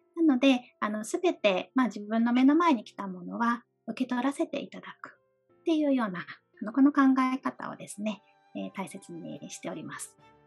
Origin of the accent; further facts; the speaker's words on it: Fukuoka, Japan; also born or lived in Okinawa; now in Tokyo, Japan; 私は沖縄生まれで、えー、福岡育ちの今東京にあの在住させていただいております